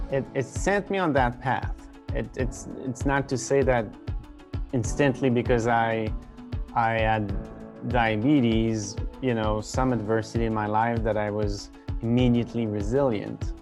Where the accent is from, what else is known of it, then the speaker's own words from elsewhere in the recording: Quebec, Canada; also born or lived in Vancouver, British Columbia / Rhode Island, United States; I grew up in a pretty small town about an hour east of Quebec City